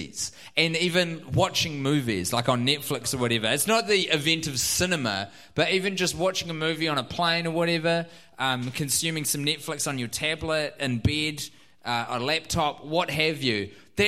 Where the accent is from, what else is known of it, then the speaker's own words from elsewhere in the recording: New Zealand; accent: New Zealand; I am so self-conscious of my New Zealand accent while I am in the United States